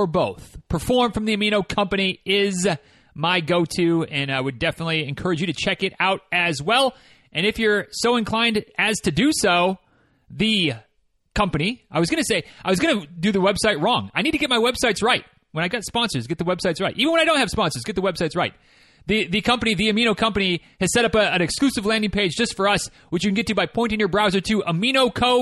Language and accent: English; Midwest, United States; I'm from the Midwest, so it's pop, not soda